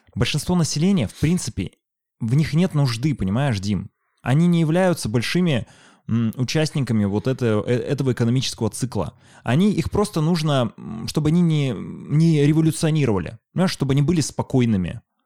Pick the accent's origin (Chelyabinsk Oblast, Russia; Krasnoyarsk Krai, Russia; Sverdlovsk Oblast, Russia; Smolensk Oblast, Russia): Chelyabinsk Oblast, Russia; Chelyabinsk; moved away; also born or lived in Moscow; Вот Челябинск, вот мой родной город